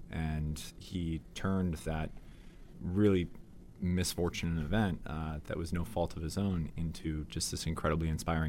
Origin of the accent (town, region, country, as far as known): Chicago, Illinois, United States